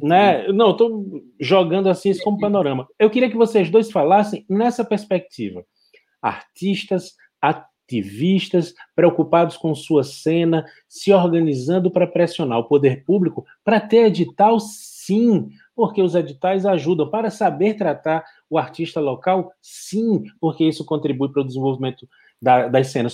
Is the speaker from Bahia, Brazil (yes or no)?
yes; Bahia, Brazil; also born or lived in Pará; now in Pernambuco, Brazil; Eu, como baiano